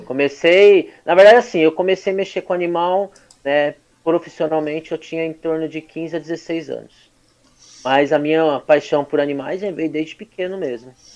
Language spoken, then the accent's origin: Portuguese; Suzano, São Paulo, Brazil; Nasci aqui em Suzano há 37 anos